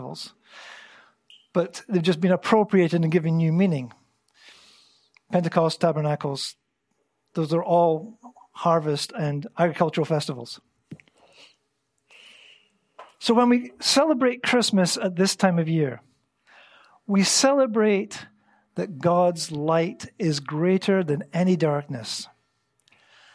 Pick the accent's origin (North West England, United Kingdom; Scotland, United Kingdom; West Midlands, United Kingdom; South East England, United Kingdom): Scotland, United Kingdom; moved away as an adult; now in Antalya, Turkey; I grew up in Scotland